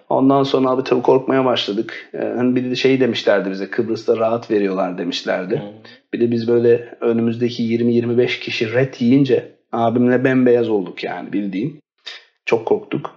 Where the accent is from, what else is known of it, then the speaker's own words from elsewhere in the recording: Istanbul, Turkey; also born or lived in Bursa / London; 1986'da İstanbul'da doğdum. Ee, lise hayatımı İstanbul'da bitirdikten sonra